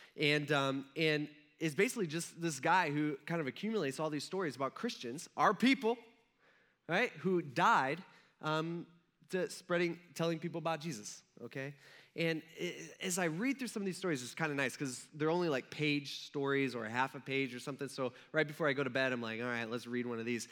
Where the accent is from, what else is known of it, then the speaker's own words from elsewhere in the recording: United States; I'm an American